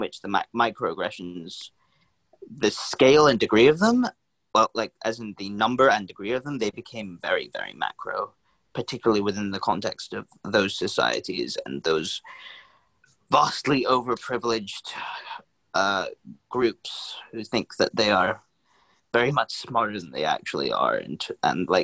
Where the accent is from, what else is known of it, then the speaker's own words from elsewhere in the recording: London, United Kingdom; accent: urban London; my accent's pretty urban, it's pretty London